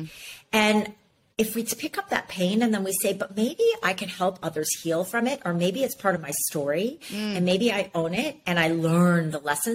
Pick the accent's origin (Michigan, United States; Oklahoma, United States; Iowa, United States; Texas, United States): Iowa, United States; Ames; moved away; I grew up in Ames, Iowa